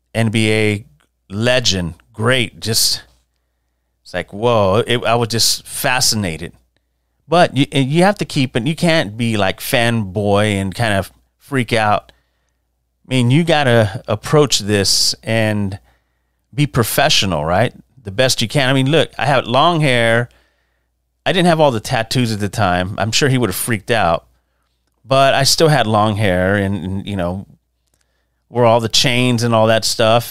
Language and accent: English; San Antonio, Texas, United States; growing up in San Antonio